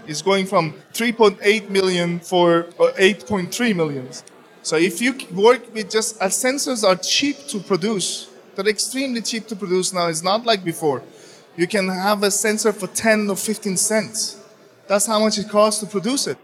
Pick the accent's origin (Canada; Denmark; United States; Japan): Denmark; I come from Denmark